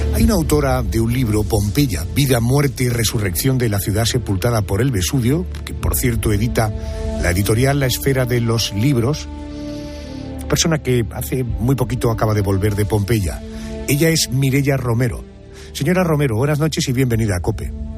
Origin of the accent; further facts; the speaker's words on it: Andalusia, Spain; nosotros, los andaluces